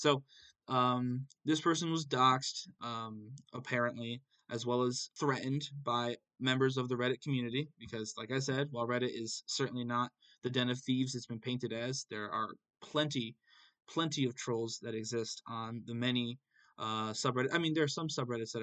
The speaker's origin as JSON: {"language": "English", "country": "United States", "said": "I'm an American"}